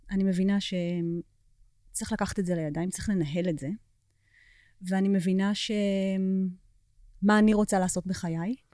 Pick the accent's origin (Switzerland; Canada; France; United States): United States; עוד כשהיינו קטנות בארצות הברית, אה, שירים בעברית.